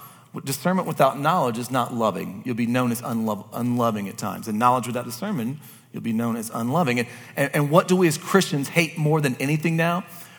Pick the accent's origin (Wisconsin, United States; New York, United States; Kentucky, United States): Kentucky, United States; like you said, I'm from Kentucky, I gotta make things super simple.